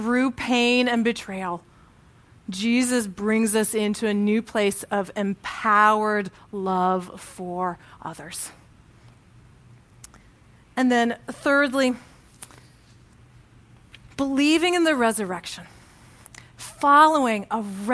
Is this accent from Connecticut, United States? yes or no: yes; Connecticut, United States; I joined this church in, my hometown in Connecticut